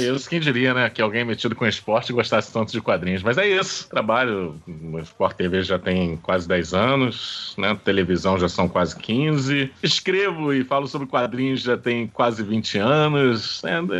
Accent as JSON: {"language": "Portuguese", "country": "Brazil", "said": "É uma coisa nossa, brasileira"}